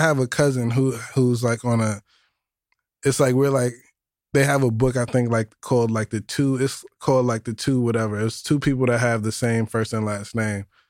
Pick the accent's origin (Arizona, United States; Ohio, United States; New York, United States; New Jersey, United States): New York, United States; New York City; also born or lived in Yonkers / East Harlem / Co-op City; I was born in the Bronx, Our Lady of Mercy